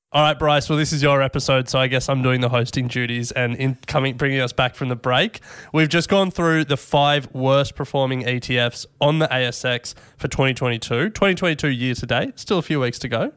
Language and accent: English; Australia